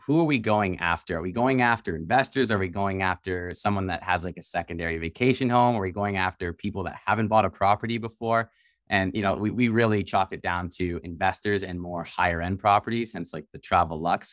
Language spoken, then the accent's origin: English; Canada; We're from Canada